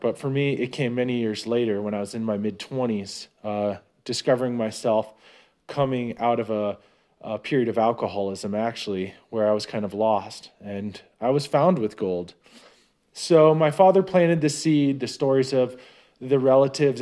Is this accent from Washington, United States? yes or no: no; Novato, California, United States; moved away as an adult; now in Nevada, United States; I'm originally from the North Bay Area. A pretty nice little town called Novato. Safe place. It was a good place to be raised